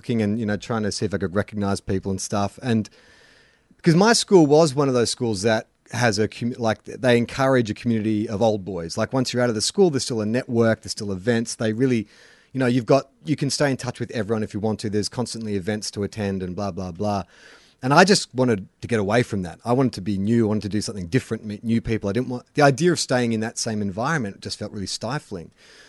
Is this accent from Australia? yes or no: yes; Melbourne, Victoria, Australia; now in Sydney, Australia; I reckon I found that when I first moved to Sydney. I came from Melbourne as well. I didn't even come from the country